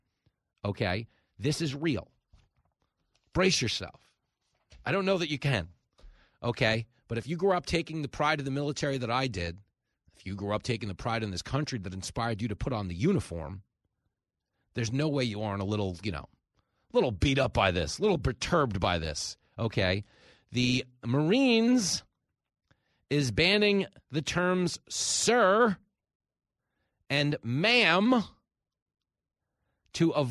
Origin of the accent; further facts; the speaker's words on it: Levittown, New York, United States; I grew up surrounded in Levittown, New York, by World War II veterans